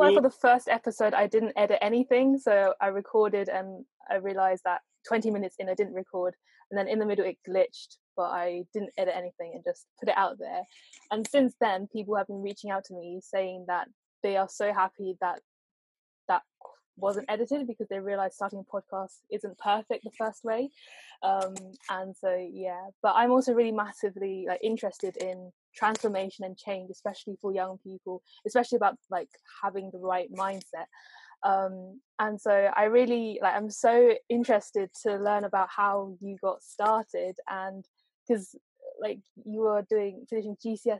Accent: Essex, East of England, United Kingdom; I'm from Essex

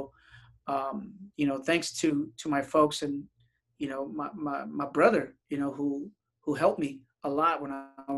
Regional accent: San Diego, California, United States; also born or lived in Tijuana, Mexico; I was born in Tijuana, but raised in San Diego, California. I only lived in Tijuana for about maybe 4 years and, you know, moved to San Diego at such a young age.

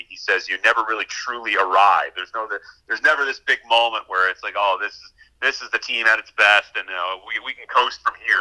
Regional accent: Pittsburgh, Pennsylvania, United States; moved away as an adult; also born or lived in Murrysville, Pennsylvania / New York; my hometown where I have family

